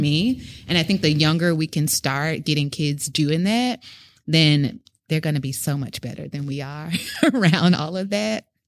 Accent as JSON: {"language": "English", "town": "Memphis", "region": "Tennessee", "country": "United States", "moved": "as an adult", "lives_now": "Brooklyn, United States", "said": "I'm from Memphis, Tennessee"}